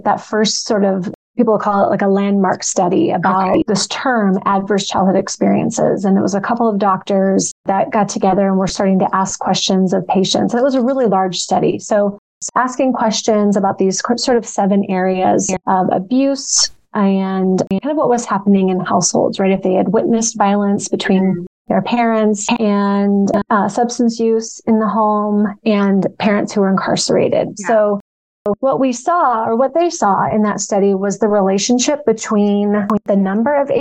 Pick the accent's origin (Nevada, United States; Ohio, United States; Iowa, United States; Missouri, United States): Iowa, United States; moved away as an adult; also born or lived in Kansas City; I'm originally from Iowa, moved to Kansas City for about 10 years, but have been back here for about 10 years.